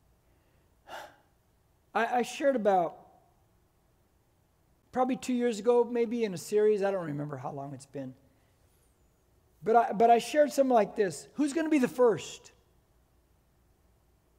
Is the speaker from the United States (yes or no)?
yes; United States; I am first and foremost, I'm an American